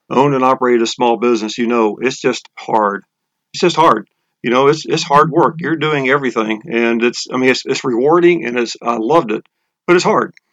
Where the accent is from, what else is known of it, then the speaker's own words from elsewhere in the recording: Texas, United States; now in Atlanta, United States; Well, as you said, I'm from I'm from Texas. I've been in Atlanta area for about 22 years